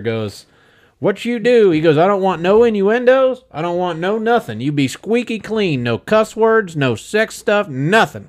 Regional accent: central Illinois, United States; now in Wichita, United States; I grew up in Illinois. I grew up in kinda like one of those, it wa, I, I don't wanna call it really a border town. It was right smack dab in the middle of Illinois

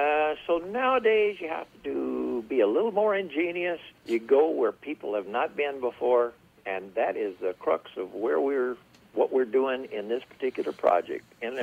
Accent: Texas, United States; also born or lived in North Dakota; I'm originally from, I always tell people I'm from South America. They said, really? Yeah. South Texas.

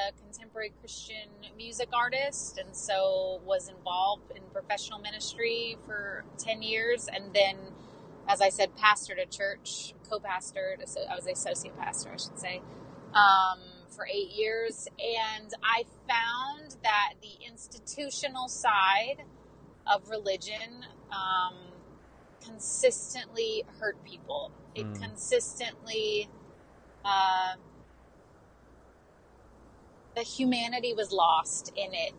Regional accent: Florida, United States; moved away as an adult; now in Nashville, United States; I grew up in Florida, live in Nashville, lived here for close to 17 years

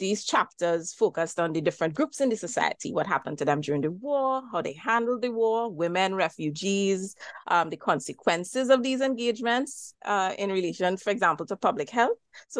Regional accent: Diego Martin, Trinidad & Tobago; I am Trinidadian. I live in the island of Trinidad as part of Trinidad and Tobago and hail from Digo Martin, which is in northwest Tr

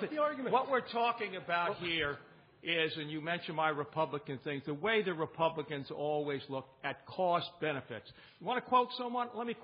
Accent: New York City, New York, United States; I remember growing up in New York City at the time of the Polish and Hungarian revolutions

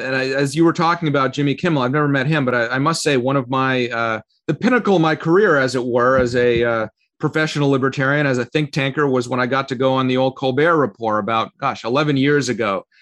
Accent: Canada; also born or lived in Russia; now in Falls Church, United States; I was born in Russia. We immigrated to Canada when I was little, and then I came to the U.S. I'm one of the few people you'll meet who's naturalized twice in his life.

